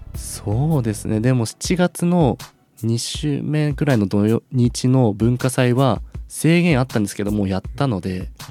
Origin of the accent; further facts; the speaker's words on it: Matsumoto, Nagano, Japan; moved away as an adult; now in Sendai, Japan; 僕も地元長野県松本市